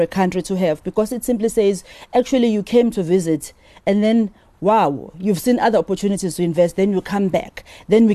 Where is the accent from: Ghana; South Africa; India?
South Africa; as South African